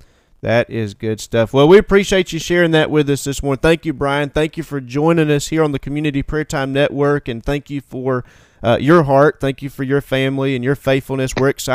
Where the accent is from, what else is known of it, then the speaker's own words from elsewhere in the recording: Florida, United States; moved away; I'm from Florida. I'm just a Florida boy